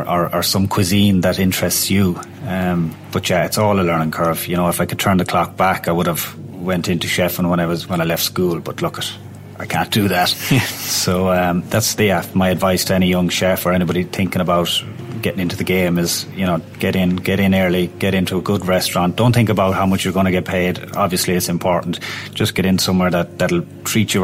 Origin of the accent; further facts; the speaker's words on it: Roscommon, Connacht, Ireland; moved away; I'm from Roscommon originally